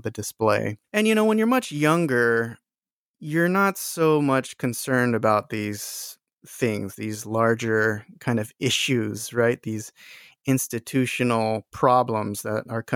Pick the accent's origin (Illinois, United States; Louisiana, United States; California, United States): California, United States; Huntington Beach; I grew up in Huntington Beach